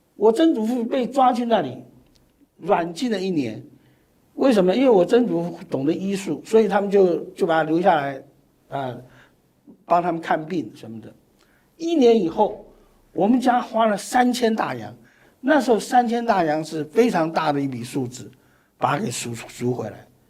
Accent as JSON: {"language": "Chinese", "country": "Taiwan", "tie": "born or raised there", "said": "我是外省二代，我们为什么出生在台湾，而不是出生在，啊，江西的赣州"}